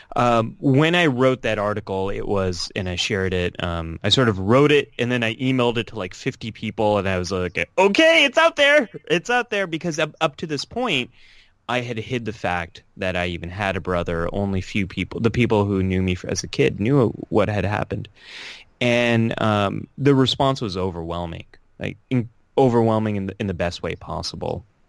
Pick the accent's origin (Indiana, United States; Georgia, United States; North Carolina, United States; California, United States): California, United States; now in New York City, United States; born and raised in California